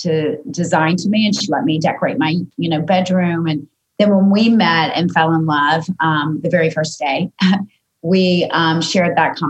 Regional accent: Georgia, United States; moved away; I'm from the deep south. I'm from Georgia and I'm the youngest of five.

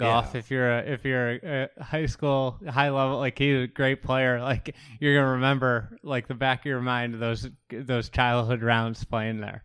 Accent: Midwest, United States; as a Midwesterner who's, you know, grown up playing all around here

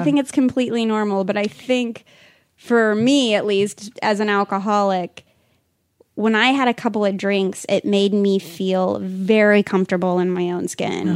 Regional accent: Pueblo, Colorado, United States; I grew up in Pueblo, Colorado, which is about an hour and a half

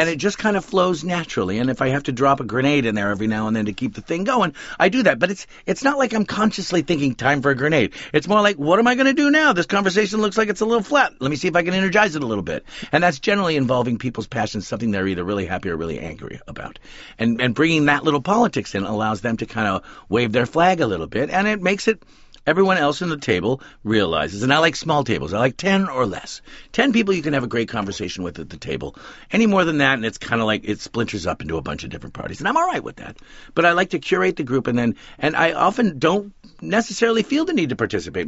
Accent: West Coast, United States; We grew up on the West Coast

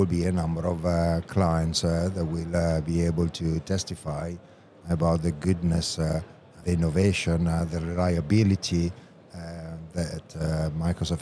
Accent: Italy; it will have to be in my home country.

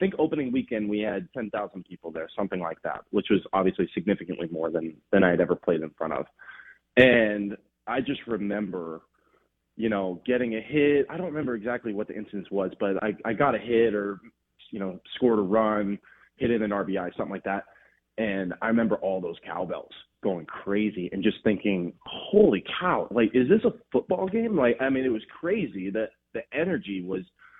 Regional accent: Los Angeles, California, United States; moved away; also born or lived in Oregon; I'm born and raised in Los Angeles

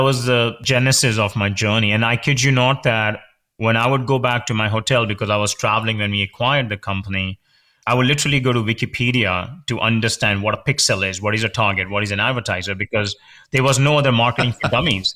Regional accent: India; moved away as an adult; I grew up in India. I did my major in computer science there

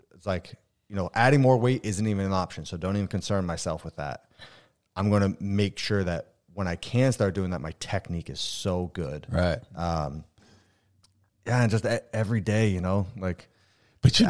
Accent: Vermont, United States; also born or lived in Ontario, Canada / Michigan; born in Ontario, uh, moved to Vermont super young. So like I was raised in Vermont

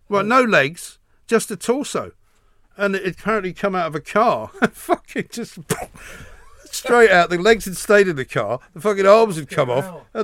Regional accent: London, United Kingdom; you were from London

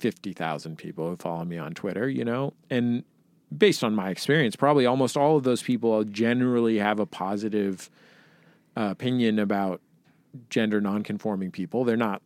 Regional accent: San Francisco, California, United States; I grew up in the Mission in San Francisco, like I grew up 8 blocks from Castro Street

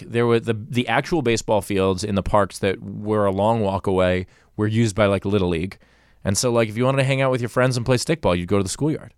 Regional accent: New York, United States; now in Los Angeles, United States; I'm from New York

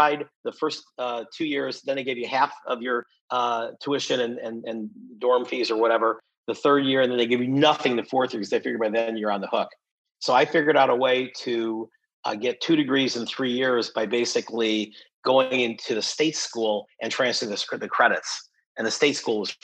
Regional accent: Buffalo, New York, United States; I grew up in Buffalo, New York, and, you know, sort of working class, you know, steel mill town

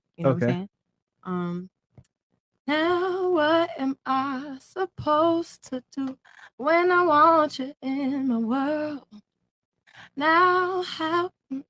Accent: Hollywood, Florida, United States; I'm from Broward, like Hollywood area.

